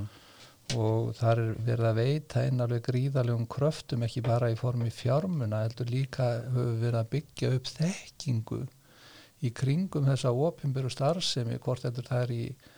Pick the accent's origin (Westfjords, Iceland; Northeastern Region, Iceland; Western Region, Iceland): Northeastern Region, Iceland; Dalvík; moved away; ég kem frá Dalvík sem er sko jarðskjáltasvæði